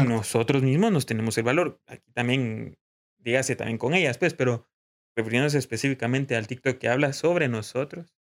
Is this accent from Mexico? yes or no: no; Guatemala; como guatemaltecos